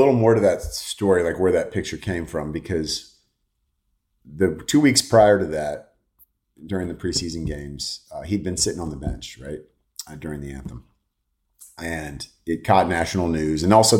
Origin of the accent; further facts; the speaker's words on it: California, United States; So I grew up in the Bay, so I'm a huge Niner fan.